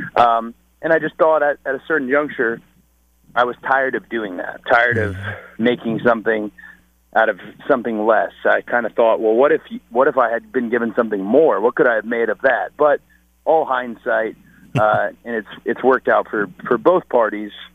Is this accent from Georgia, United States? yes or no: yes; Marietta, Georgia, United States; I grew up in Marietta, Georgia